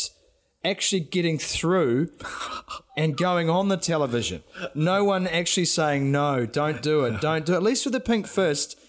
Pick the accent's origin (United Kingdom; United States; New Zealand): New Zealand; as a Kiwi